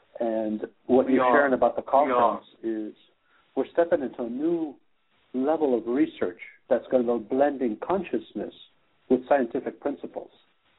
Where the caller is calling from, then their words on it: Netherlands; I am calling in from Skype on Netherlands. Yes, Holland time.